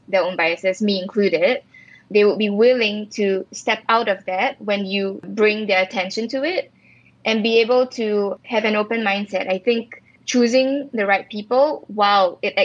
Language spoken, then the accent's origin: English; Singapore; moved away; also born or lived in Israel; I was based in Israel as a Singaporean.